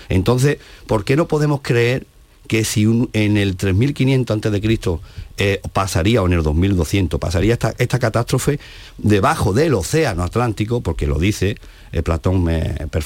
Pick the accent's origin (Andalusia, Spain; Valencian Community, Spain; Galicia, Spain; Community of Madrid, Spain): Andalusia, Spain; Coria del Río; Pues soy de Corea del Río, soy eh, nacido y resido en esta localidad sevillana.